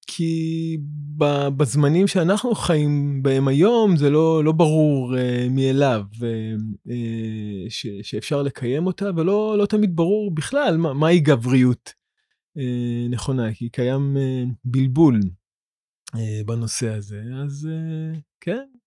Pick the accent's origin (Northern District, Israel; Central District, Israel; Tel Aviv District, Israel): Central District, Israel; Ramla; גדלתי ברמלה